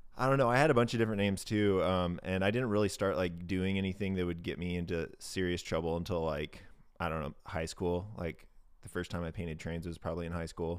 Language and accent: English; Independence, Oregon, United States; I grew up in Independence, Oregon.